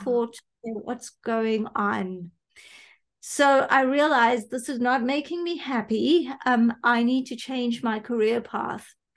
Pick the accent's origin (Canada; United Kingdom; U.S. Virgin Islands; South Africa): South Africa; was born here, grew up here. My parents were here